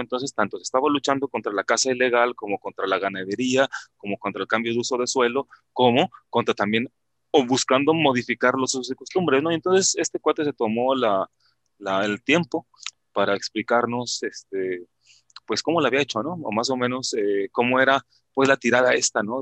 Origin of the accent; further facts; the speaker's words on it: Mexico; nosotros los mexicanos